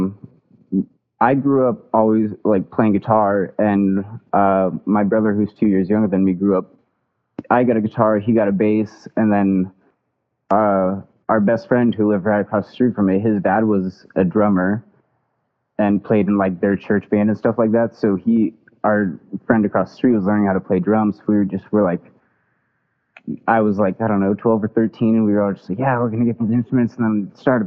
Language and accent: English; Omaha, Nebraska, United States; I'm from Omaha, Nebraska. I've lived here my entire life